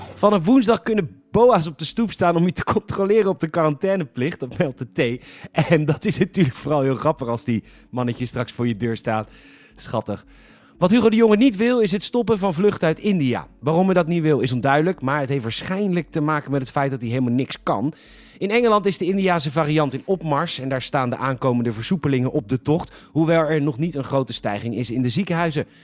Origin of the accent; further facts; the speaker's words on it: Netherlands; We zijn als Nederlanders zo trots op onze service